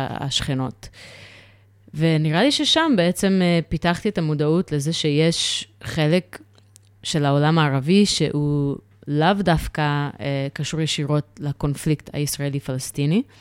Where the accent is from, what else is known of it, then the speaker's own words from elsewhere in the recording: New York, United States; now in Israel; גדלתי בניו יורק, ושם uh, אני גדלתי בסביבה של פוסט uh, uh, התאומים.